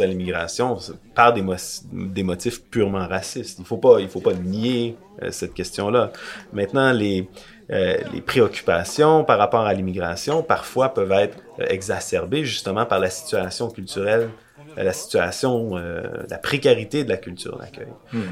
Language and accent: French; Quebec, Canada; au Québec où on n'a pas la même, euh, la même histoire